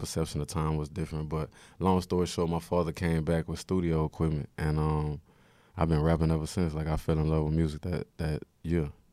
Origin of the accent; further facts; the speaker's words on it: Houston, Texas, United States; moved away as an adult; now in New York, United States; I'm from Third Ward. It's a lot of people from Sunnyside that I'm close with and just Houston in, in general